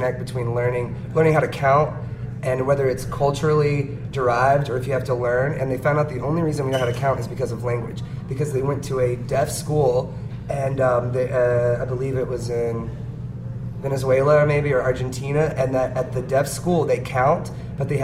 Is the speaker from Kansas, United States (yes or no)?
no; Shreveport, Louisiana, United States; now in New Orleans, United States; We actually grew up together in Shreveport